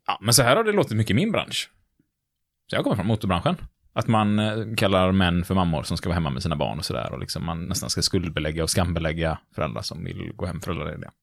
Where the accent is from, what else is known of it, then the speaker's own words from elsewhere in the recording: Gothenburg, Västra Götaland, Sweden; Vi är lite göteborgare vi nämligen.